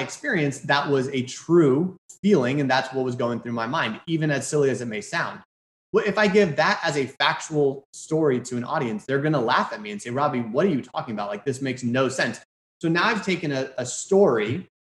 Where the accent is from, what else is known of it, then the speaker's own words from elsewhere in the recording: Houston, Texas, United States; I'm from Houston.